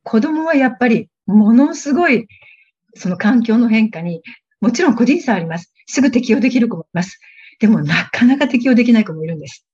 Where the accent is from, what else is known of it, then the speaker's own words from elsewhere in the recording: Tokyo, Japan; first language Japanese; moved away as an adult; now in Thailand; 私はあの、東京生まれで、本当に普通の日本人の家庭に育ちました。大学まで親元から通っていたという